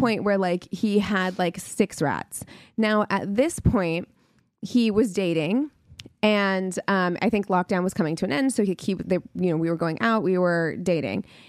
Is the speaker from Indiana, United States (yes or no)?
no; New Mexico, United States; I'm from New Mexico